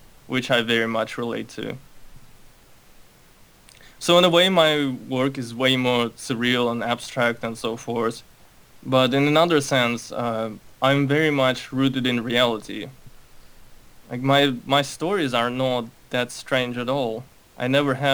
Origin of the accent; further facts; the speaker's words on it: Moscow, Russia; also born or lived in Baku, Azerbaijan; now in United States; I was born in Baku. I'm Armenian, so my family had to leave early on because of all the racial stuff. My conscious memory pretty much starts in Russia, in Moscow, where I grew up.